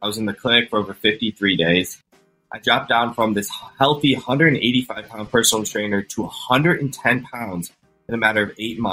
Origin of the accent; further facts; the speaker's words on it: Cleveland, Ohio, United States; I'm from Cleveland, Ohio, and the clinic is, you know, one of the top hospitals in the country. So I was very lucky to have that on my doorstep